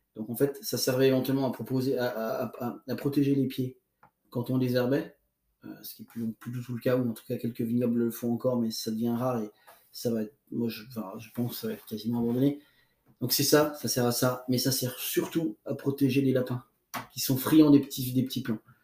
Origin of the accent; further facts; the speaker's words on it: Burgundy, Bourgogne-Franche-Comté, France; chez nous en Bourgogne